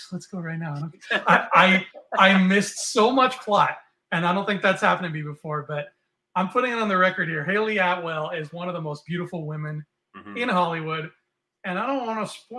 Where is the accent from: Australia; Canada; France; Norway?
Canada; I'm from Canada